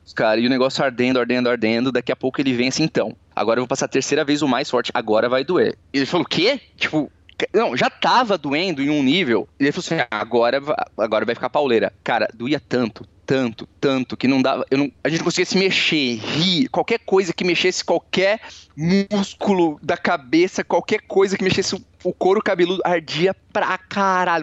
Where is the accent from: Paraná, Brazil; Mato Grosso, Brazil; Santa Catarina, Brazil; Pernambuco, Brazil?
Santa Catarina, Brazil; Balneário Camboriú; also born or lived in Cascavel; Eu sou natural de Cascavel, mas eu mudei para Balneário Camboriú com 3 anos de idade.